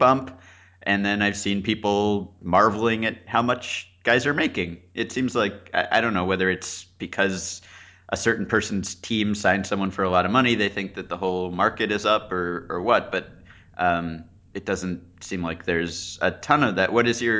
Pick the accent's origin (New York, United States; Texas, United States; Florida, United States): New York, United States; New York City; I grew up in Manhattan.